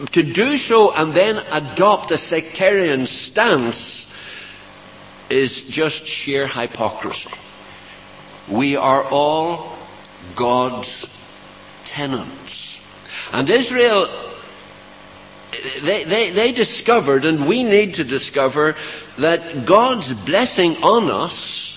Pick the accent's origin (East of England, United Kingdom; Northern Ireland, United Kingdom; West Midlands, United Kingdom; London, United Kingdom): Northern Ireland, United Kingdom